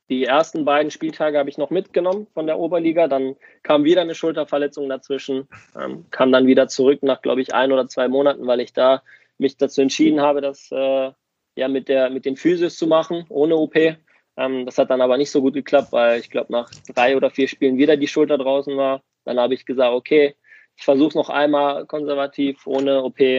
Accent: Germany; klar bin ich hier geboren und aufgewachsen, aber Griechenland fühlt sich dann trotz auch, also trotz alledem wie eine Heimat für mich an.

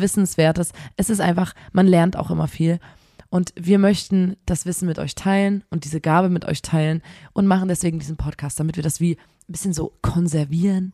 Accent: Chemnitz, Saxony, Germany; wir kommen aus Chemnitz, hier gibt es kein Meer

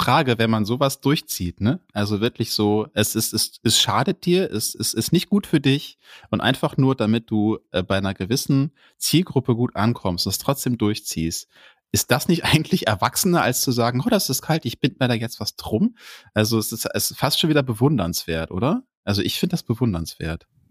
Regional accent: Duisburg, North Rhine-Westphalia, Germany; ich bin im, im Ruhrgebiet groß geworden, ja, im Ruhrpott

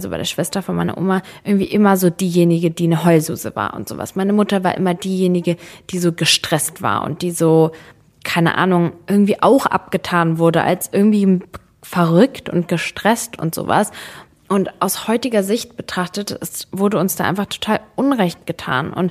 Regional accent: Germany; ich bin Serbin, aber ich habe damit gar nichts zu tun, so ich bin halt in Deutschland groß geworden.

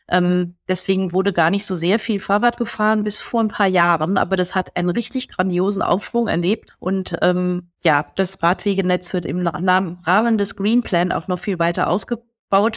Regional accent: Germany; hier bei uns in Deutschland

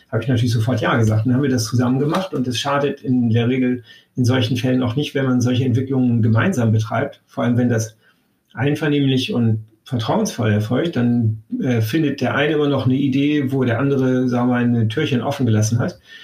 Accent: Bremen, Germany; moved away as an adult; also born or lived in Damascus; now in Hamburg, Germany; ich bin seinerzeit äh, zum Studium von ähm, oder aus Bremen nach Hamburg gewechselt

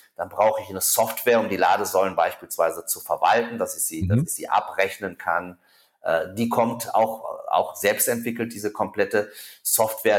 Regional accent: Germany; bei uns in Deutschland

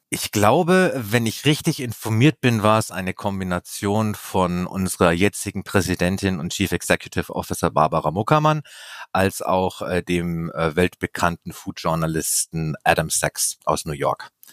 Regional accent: Bavaria, Germany; Ich komme sogar aus Bayern

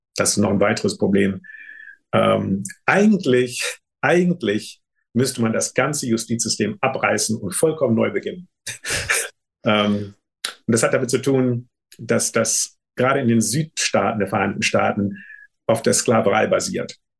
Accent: Germany; moved away; also born or lived in United States; das Ziel war meine Heimat

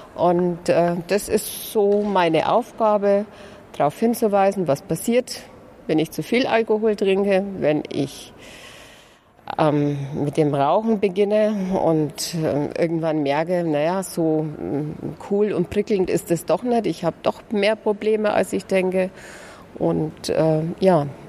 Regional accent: Lauf an der Pegnitz, Bavaria, Germany; Ich komme aus Bayern

